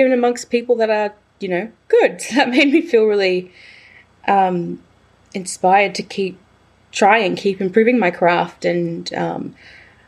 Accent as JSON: {"language": "English", "town": "Batemans Bay", "region": "New South Wales", "country": "Australia", "tie": "born or raised there", "moved": "yes", "lives_now": "Melbourne, Australia", "said": "I returned to my hometown of Batemans Bay"}